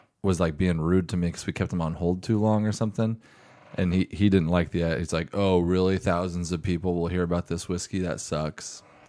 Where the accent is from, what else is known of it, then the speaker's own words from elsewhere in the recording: Oregon, United States; I'm from Oregon